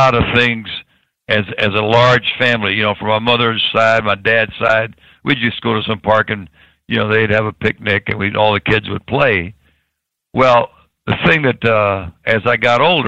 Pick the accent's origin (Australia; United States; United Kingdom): United States; Tampa, Florida; I was born in Tampa